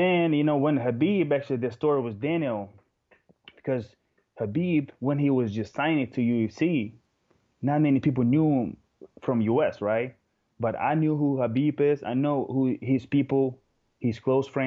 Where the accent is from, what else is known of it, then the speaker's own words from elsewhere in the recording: Moscow, Russia; English is a second language; I live in Moscow my whole life. I was born here and raised